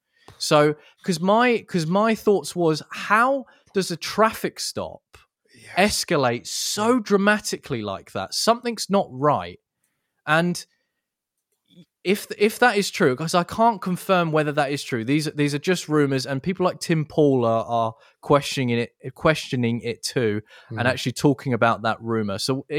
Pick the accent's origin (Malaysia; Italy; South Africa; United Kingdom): United Kingdom; England; I'm an Englishman.